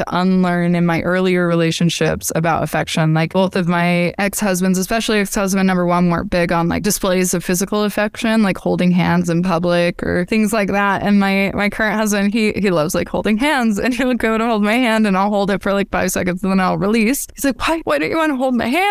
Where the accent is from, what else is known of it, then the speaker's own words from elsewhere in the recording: Utah, United States; the culture I was brought up in Utah